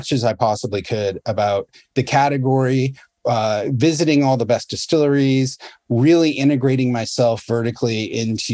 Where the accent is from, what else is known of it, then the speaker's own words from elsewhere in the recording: United States; growing up in the States